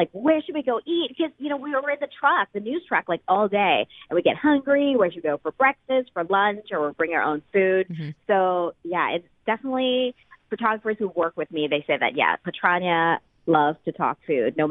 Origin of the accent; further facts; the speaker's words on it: Thailand; now in Seattle, United States; I'm from Thailand originally. My whole family still lives there.